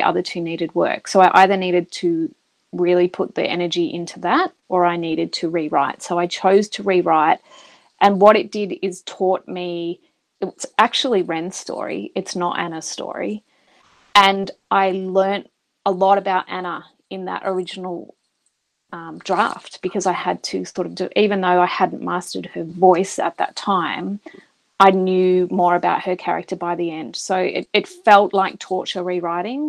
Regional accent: Australia; we're both Australian

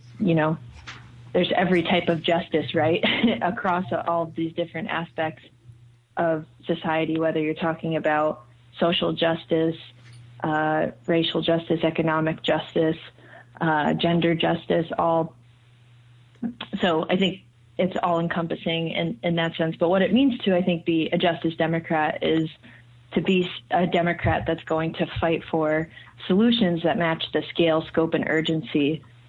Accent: Connecticut, United States; moved away as an adult; also born or lived in California; I'm originally from Connecticut

